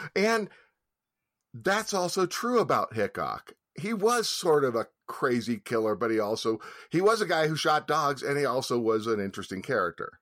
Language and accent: English; San Francisco, California, United States; growing up in San Francisco